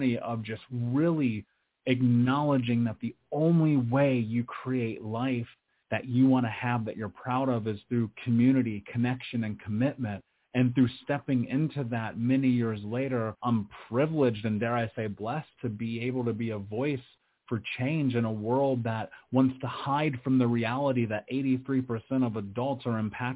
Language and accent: English; Indianapolis, Indiana, United States; I grew up in Indianapolis. I grew up in America.